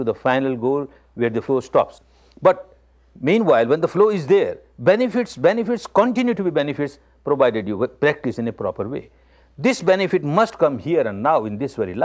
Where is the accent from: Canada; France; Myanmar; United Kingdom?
Myanmar; I was born in Burma, the land of Dhamma